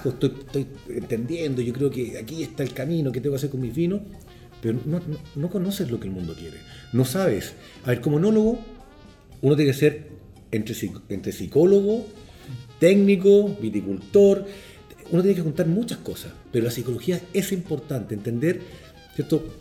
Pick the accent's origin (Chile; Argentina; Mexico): Chile; moved away; a mí pasó cuando yo salí de Chile, Chile un país que venía de años, del año 80